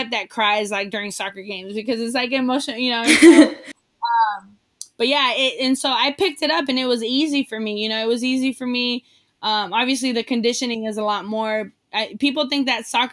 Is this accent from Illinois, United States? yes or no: no; San Diego, California, United States; also born or lived in Mexico; I grew up in South San Diego